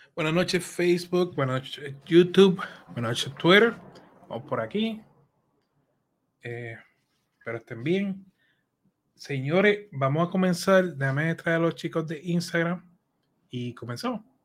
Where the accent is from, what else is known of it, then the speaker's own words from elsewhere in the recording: Allentown, Pennsylvania, United States; yo me crié en Allentown